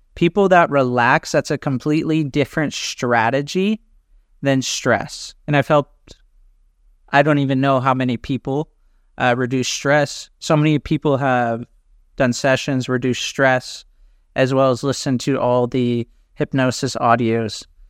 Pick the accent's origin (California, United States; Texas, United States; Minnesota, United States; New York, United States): California, United States; Orange County; moved away as an adult; now in Athens, Greece; I grew up in California, and now I live in Athens, Greece